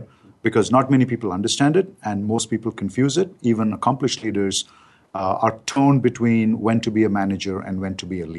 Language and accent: English; India; being an Indian guy